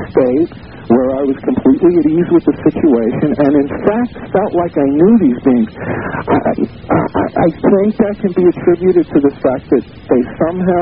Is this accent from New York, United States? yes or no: yes; New York City, New York, United States; I'm a native New Yorker. I'm 47 years old. I'm born and raised in Manhattan